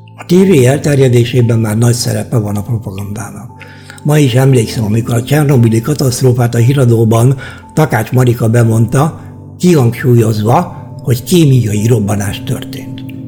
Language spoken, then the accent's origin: Hungarian; Hungary; moved away as an adult; now in Germany; magyarok vagyunk